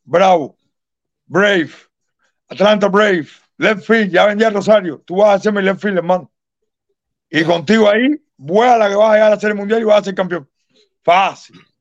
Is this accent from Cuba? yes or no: yes; Cuba; soy cubano